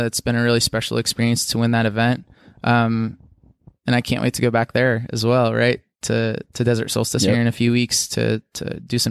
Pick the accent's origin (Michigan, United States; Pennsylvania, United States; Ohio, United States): Pennsylvania, United States; sure, I grew up in Southwestern PA, and that's my home. That's my birth home. My family lives there.